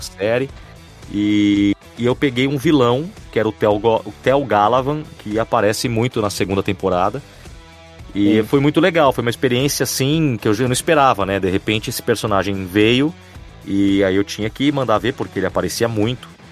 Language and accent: Portuguese; São Paulo, Brazil; eu sou de São Paulo, tenho 39 anos